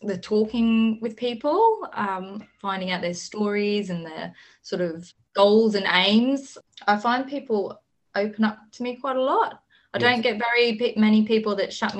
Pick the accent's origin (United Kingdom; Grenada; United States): United Kingdom; England; accent: English; now in Townsville, Australia; my accent, but English girl